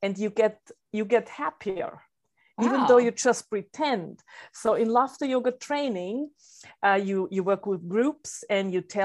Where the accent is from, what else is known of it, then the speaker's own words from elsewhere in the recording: Salzburg, Austria; I come from Salzburg, Austria.